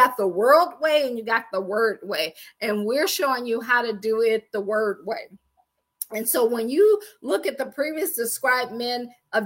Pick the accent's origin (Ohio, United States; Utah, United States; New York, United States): Ohio, United States; Akron; moved away as an adult; also born or lived in Washington, D.C. area / Baltimore / Boston / Pittsburgh; I am from Akron, Ohio. I always joke and say I grew up shy, shelter